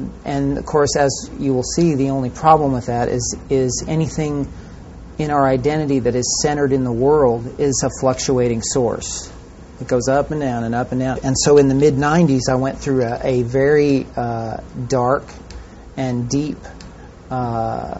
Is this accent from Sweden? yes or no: no; California, United States; I grew up in California